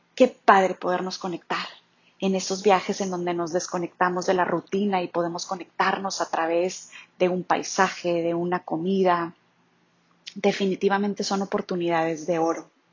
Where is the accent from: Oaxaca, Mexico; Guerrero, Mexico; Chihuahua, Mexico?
Chihuahua, Mexico; moved away as an adult; also born or lived in Monterrey / Mexico City; Soy originaria de Chihuahua